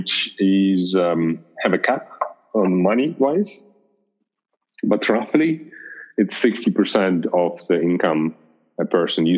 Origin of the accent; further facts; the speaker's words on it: Russia; now in Germany; I'm not originally German, so I'm originally from Russia